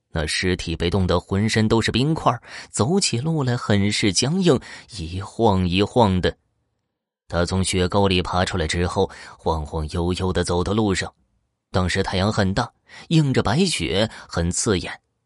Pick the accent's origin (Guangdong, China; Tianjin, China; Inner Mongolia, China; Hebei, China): Inner Mongolia, China; Horqin Grassland; 美丽的科尔沁大草原是我的家乡